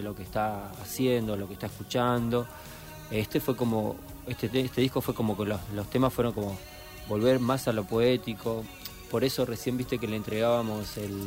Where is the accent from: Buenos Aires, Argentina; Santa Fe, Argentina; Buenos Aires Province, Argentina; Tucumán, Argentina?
Santa Fe, Argentina; Cañada de Gómez; moved away; Nosotros venimos de Cañada de Gómez, hace mucho que vivimos acá